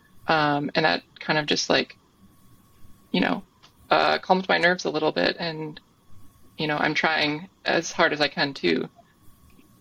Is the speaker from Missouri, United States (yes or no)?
no; Minnesota, United States; moved away; also born or lived in Vermont; growing up in Minnesota, kind of the Midwest